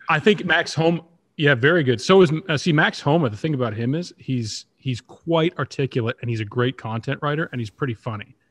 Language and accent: English; Toronto, Ontario, Canada; growing up in Toronto, being a Leafs fan, that's all it took when I was, you know, ten, twelve, thirteen years old